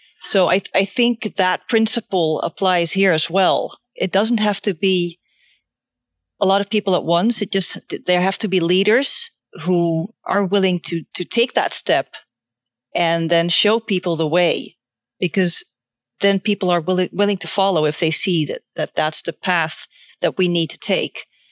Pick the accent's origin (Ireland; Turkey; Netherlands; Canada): Netherlands; I'm from the Netherlands